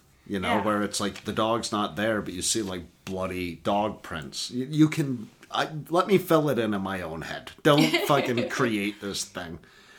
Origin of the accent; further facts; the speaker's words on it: Tennessee, United States; We're from Tennessee